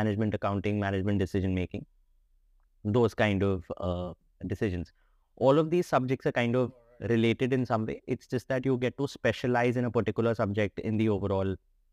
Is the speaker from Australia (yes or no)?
no; Delhi, India; So I've always been in Delhi. I was born here. I grew up in Delhi. So I'm a thoroughbred Delhi guy